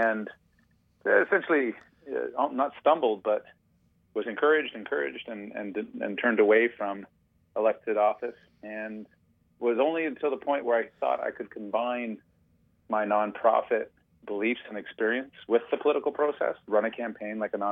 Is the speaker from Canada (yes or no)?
yes; Toronto, Ontario, Canada; I grew up in Toronto